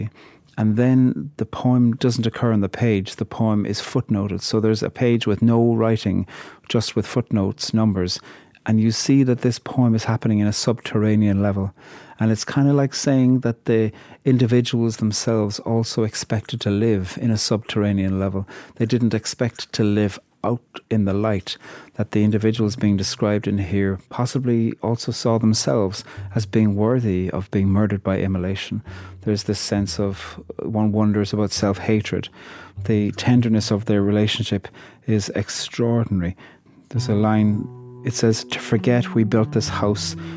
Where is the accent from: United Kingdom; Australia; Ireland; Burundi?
Ireland; I'm from Ireland, and I'm a poet